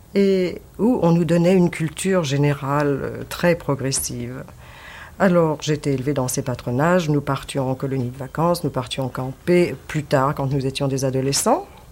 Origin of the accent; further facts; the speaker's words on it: Paris, Île-de-France, France; also born or lived in Belleville, Paris; je suis née à Paris, de parents d'origine polonaise.